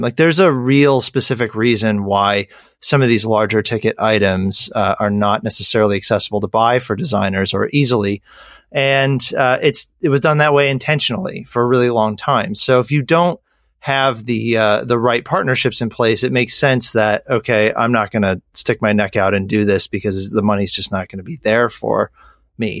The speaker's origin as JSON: {"language": "English", "region": "Western New York", "country": "United States", "tie": "born or raised there", "said": "born and raised in Western New York"}